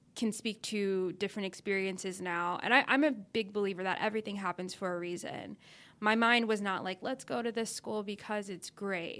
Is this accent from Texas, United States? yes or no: yes; Dallas, Texas, United States; moved away as an adult; also born or lived in Arkansas; I grew up in Texas thinking that was the South, but I was in Dallas